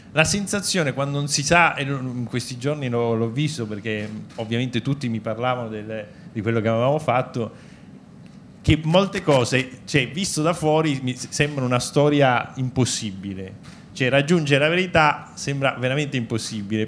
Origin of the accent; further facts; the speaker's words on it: Palermo, Sicily, Italy; io sono di Palermo